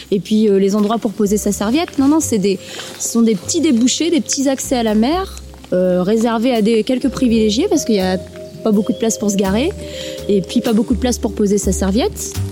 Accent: Dieppe, Normandy, France; born there; Euh, alors … Euh, je suis née à Dieppe, donc à une vingtaine de kilomètres d'ici

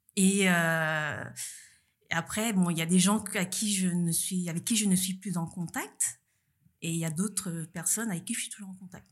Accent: Saint-Denis, Île-de-France, France; moved away as an adult; also born or lived in Paris; now in Nice, France; je viens de Paris, plutôt, enfin, plus précisément de la banlieue parisienne, Saint-Denis. Et donc, j'ai vécu 27 ans à Paris

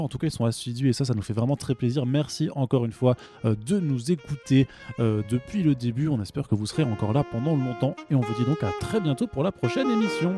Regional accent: Alsace, Grand Est, France; je suis alsacien

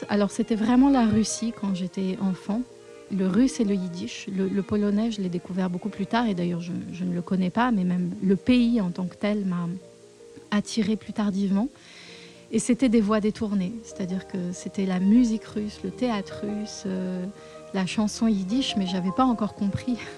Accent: Paris, Île-de-France, France; Oui, alors je suis née à Paris, une vraie Parisienne qui continue d'y vivre.

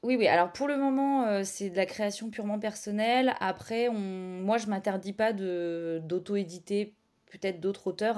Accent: Caen, Normandy, France; moved away as an adult; also born or lived in Paris; now in Caen, France; je suis originaire de Caen, on est revenu sur Caen

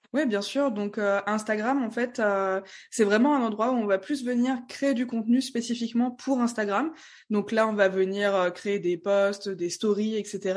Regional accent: Strasbourg, Grand Est, France; je viens de Strasbourg.

